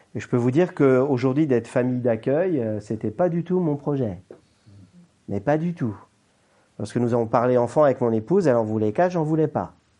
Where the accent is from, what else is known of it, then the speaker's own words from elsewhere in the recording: Brittany, France; en tant que Français, et breton